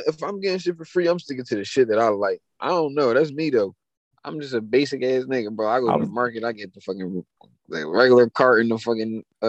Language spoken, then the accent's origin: English; Frankfurt, Hesse, Germany; I'm from Frankfurt.